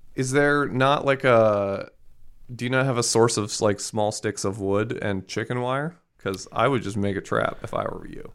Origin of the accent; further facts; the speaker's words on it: Maryland, United States; I'm from Maryland